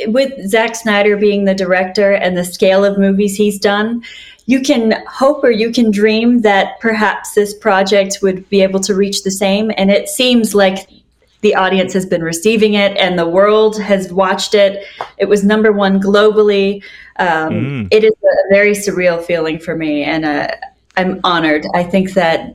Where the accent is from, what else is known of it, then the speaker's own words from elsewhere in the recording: Canada; now in Los Angeles, United States; as a Canadian in my small town